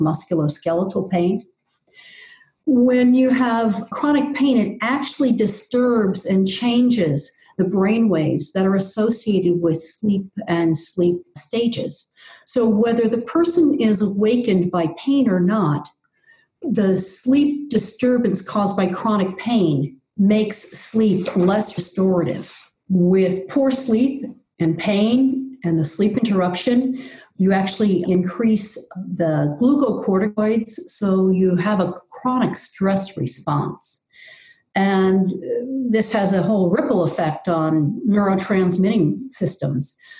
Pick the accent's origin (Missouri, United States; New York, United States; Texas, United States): New York, United States; New York City; moved away; also born or lived in Ecuador; I grew up on Staten Island in New York City back when it was almost rural